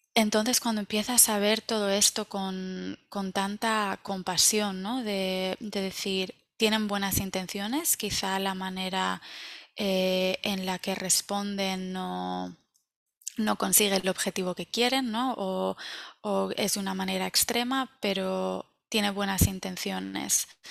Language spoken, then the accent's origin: Spanish; Valencia, Valencian Community, Spain; moved away as an adult; now in United States; yo soy de Valencia